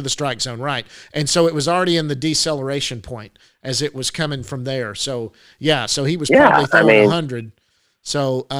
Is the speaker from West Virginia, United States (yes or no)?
no; Duncanville, Texas, United States; I grew up in Duncanville, Texas, which was kind of a baseball town back then.